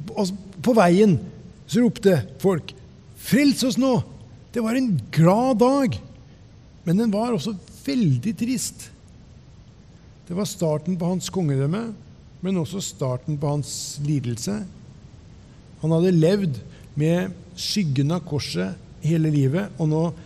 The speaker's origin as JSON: {"language": "Norwegian", "town": "Ørje", "region": "Østfold", "country": "Norway", "tie": "born or raised there", "said": "satte meg på kne i stua hjemme i Ørje"}